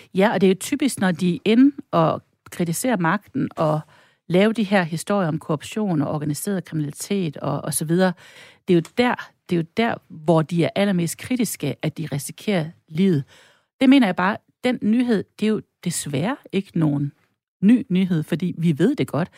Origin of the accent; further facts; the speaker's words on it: North Jutland, North Denmark Region, Denmark; also born or lived in Stockholm, Sweden; now in Brabrand, Denmark; ikke bare dansker, jeg er også nordjyder